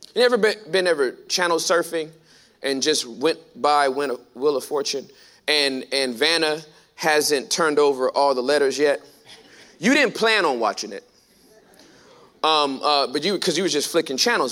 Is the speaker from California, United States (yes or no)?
yes; California, United States; now in Texas, United States; I'm from California, born and raised.